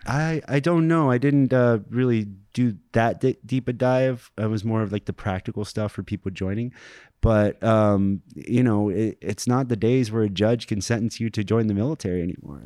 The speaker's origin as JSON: {"language": "English", "town": "Springfield", "region": "Ohio", "country": "United States", "tie": "born or raised there", "moved": "as an adult", "said": "I'm from Springfield, Ohio."}